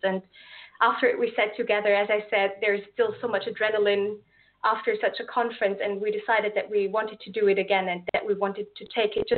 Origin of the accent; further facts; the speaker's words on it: Austria; English is a second language; moved away as an adult; now in Lisbon, Portugal; as you might be able to tell from my accent, I'm not from Portugal myself. I'm from Austria